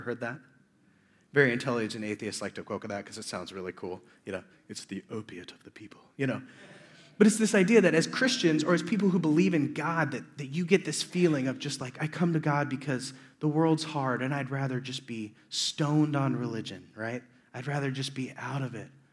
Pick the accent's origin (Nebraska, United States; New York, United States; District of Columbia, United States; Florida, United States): Nebraska, United States; Omaha; I'm from Omaha, Nebraska